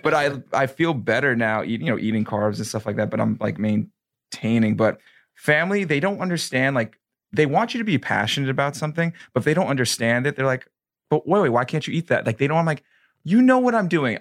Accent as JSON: {"language": "English", "region": "New York", "country": "United States", "moved": "yes", "lives_now": "Florida, United States"}